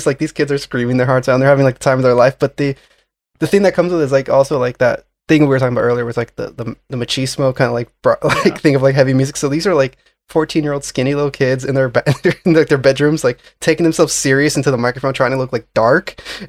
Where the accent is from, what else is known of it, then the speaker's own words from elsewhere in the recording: Florida, United States; now in New York, United States; South Florida.